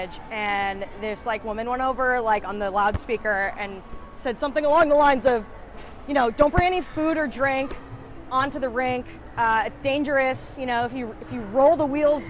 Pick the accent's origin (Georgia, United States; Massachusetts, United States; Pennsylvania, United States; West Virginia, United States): Massachusetts, United States; Brookline; moved away as an adult; also born or lived in New Hampshire; I grew up in Brookline, Mass, which is just next to Boston